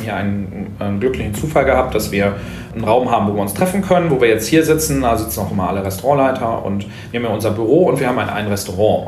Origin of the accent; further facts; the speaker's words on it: Osnabrück, Lower Saxony, Germany; moved away as an adult; now in Berlin, Germany; Osnabrück ist auch meine Heimatstadt